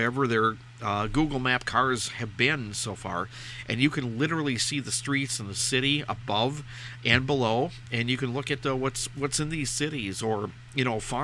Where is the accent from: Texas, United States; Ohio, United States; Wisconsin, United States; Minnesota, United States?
Minnesota, United States; my hometown state, Minnesota